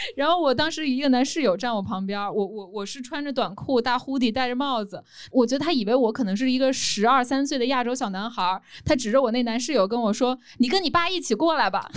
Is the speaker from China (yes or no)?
yes; China; moved away as an adult; also born or lived in United States; 我在中国长大